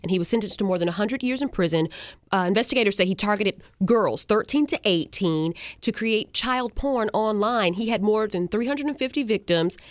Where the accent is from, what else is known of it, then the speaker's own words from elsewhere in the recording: Carolina, United States; now in Florida, United States; I grew up in Carolina